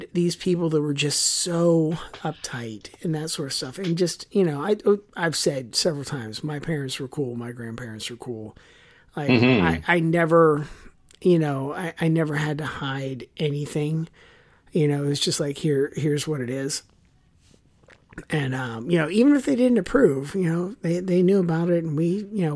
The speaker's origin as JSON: {"language": "English", "country": "United States", "said": "as an American growing up with World War II"}